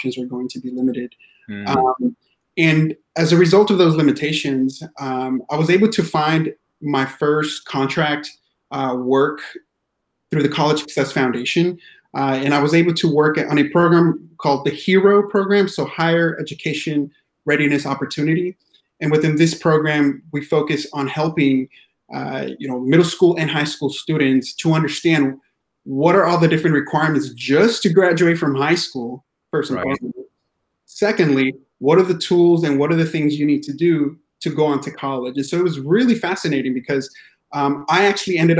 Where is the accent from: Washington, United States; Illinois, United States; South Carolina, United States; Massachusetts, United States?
Washington, United States; Yakima Valley, central; also born or lived in Mexico; I grew up in the Yakima Valley, which is central Washington state area.